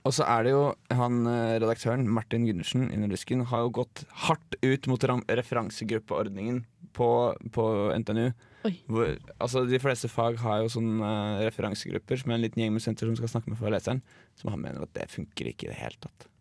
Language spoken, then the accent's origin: Norwegian; Drammen, Buskerud, Norway; now in Trondheim, Norway; Jeg er 22 år og kommer fra Drammen.